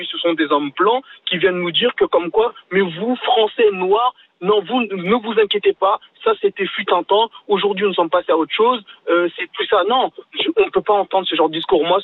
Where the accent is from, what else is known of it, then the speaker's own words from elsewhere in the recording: France; en tant que Français noir aussi, parce que la France, l'histoire de France m'appartient aussi.